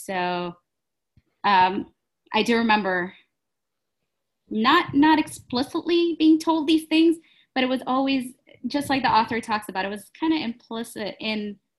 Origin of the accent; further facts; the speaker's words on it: Houston, Texas, United States; I'm in my 30s and I'm a law student at Loyola. I grew up in Houston